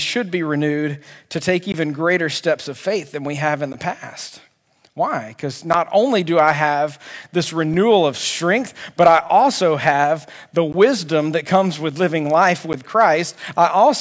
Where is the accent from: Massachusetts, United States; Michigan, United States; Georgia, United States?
Georgia, United States; Albany; I grew up at Sherwood Baptist Church in Albany, Georgia